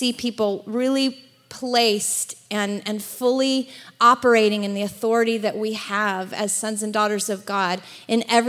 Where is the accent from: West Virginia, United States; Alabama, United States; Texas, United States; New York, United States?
Alabama, United States; also born or lived in Atlanta / Los Angeles area; now in Los Angeles, United States; I'm originally from Alabama, which is why I don't sound like I'm from California